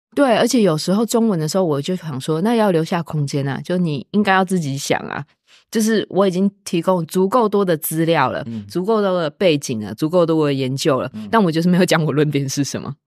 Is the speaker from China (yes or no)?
no; Taiwan; moved away as an adult; now in Austin, United States; 一般的普通台湾学生就会觉得这不是我母语